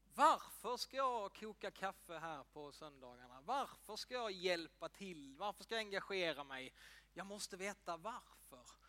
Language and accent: Swedish; Ängelholm, Skåne, Sweden; jag är uppväxt i EFS-kyrkan i Ängelholm